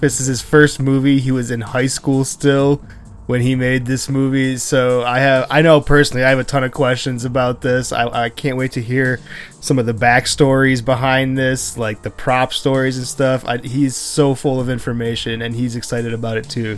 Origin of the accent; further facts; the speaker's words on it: Buffalo, New York, United States; I'm from Buffalo.